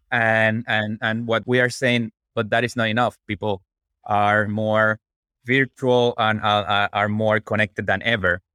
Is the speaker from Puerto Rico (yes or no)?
yes; Puerto Rico; moved away as an adult; also born or lived in Washington, D.C.; I'm originally from Puerto Rico, where I become an electrical engineer.